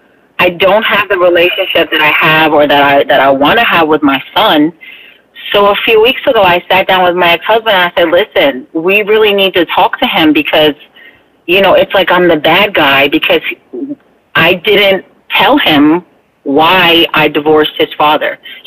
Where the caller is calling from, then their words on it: Bethlehem, Pennsylvania, United States; I'll be 47 in a few months, and I'm calling from Bethlehem, Pennsylvania.